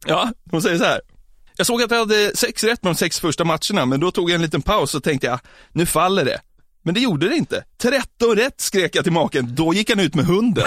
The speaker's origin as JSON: {"language": "Swedish", "area": "outside Norrtälje", "region": "Stockholm County", "country": "Sweden", "said": "utanför Norrtälje så finns det, ett, där, där jag kommer ifrån"}